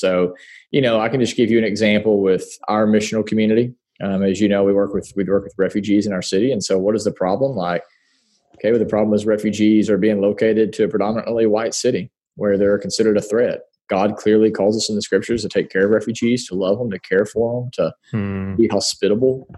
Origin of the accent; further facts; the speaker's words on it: Paragould, Arkansas, United States; born and raised in Paragould, Arkansas